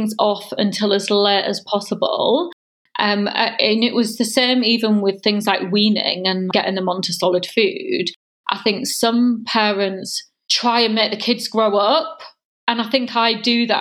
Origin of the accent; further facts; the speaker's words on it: Holme-on-Spalding-Moor, Yorkshire and the Humber, United Kingdom; moved away as an adult; also born or lived in York; now in London, United Kingdom; I am from a little town between York and Hull. So I'm a Yorkshire girl, and it was very small, really nice village called Home on Spalding Moor. It was just a nice place to grow up.